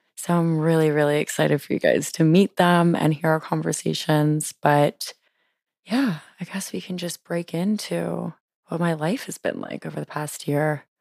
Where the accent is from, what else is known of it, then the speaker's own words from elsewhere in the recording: Louisiana, United States; moved away as an adult; now in Washington, DC, United States; I'm originally from Louisiana, lived in Louisiana my whole life, and then moved to D C on a whim